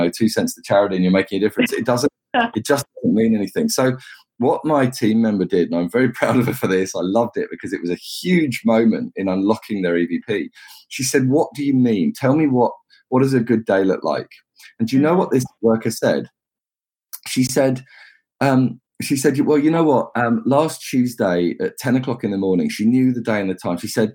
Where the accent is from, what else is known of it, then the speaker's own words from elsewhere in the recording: England, United Kingdom; I'm an Englishman.